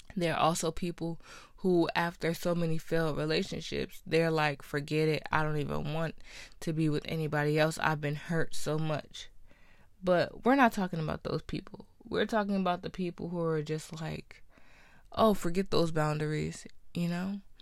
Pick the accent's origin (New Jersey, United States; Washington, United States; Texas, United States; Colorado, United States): New Jersey, United States; I'm from New Jersey